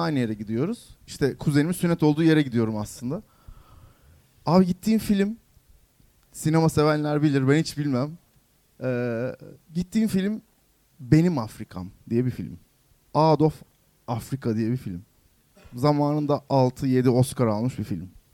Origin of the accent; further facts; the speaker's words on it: Yalova, Turkey; Ben Yalova'da büyüdüm.